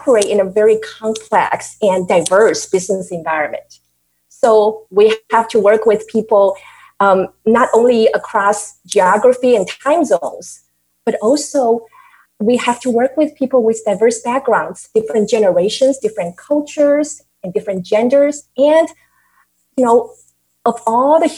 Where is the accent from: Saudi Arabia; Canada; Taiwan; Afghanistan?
Taiwan; now in United States; I grew up in Taiwan, that I was emerged with all the Asian culture